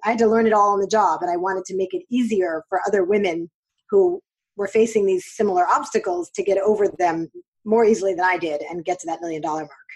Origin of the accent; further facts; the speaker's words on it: New York City, New York, United States; I grew up in New York